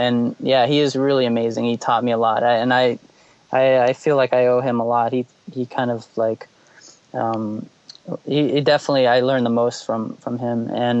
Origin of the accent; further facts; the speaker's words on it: Florida, United States; also born or lived in Georgia / Chicago; I was born in Georgia, and I lived in Chicago for about 6 years, 7 years, and then I moved all around Florida.